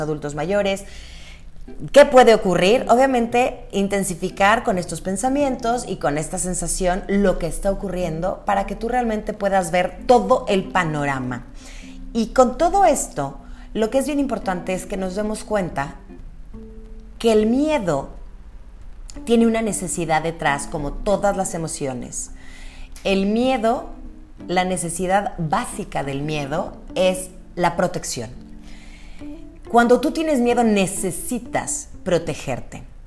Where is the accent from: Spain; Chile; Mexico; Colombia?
Mexico; Obviamente hay cosas que nos preocupan como mexicanos.